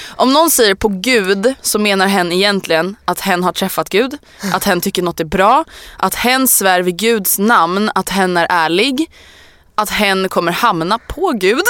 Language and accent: Swedish; Stockholm, Stockholm County, Sweden; also born or lived in Årsta; jag är från Älvsjö